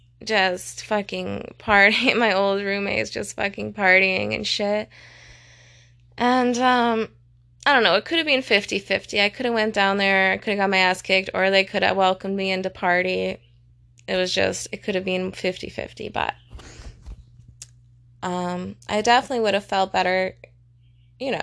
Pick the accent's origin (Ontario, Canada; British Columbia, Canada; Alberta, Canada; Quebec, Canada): Alberta, Canada; Calgary; I was born in Calgary